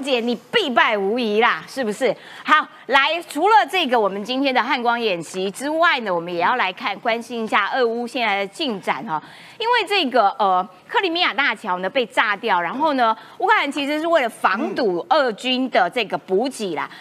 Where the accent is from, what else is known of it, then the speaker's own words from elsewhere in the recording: Taiwan; 我台湾人哈